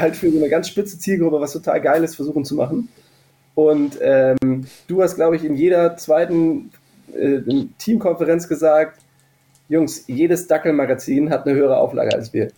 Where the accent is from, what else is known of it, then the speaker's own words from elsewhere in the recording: Hennef, North Rhine-Westphalia, Germany; Ich bin allerdings in Hennef aufgewachsen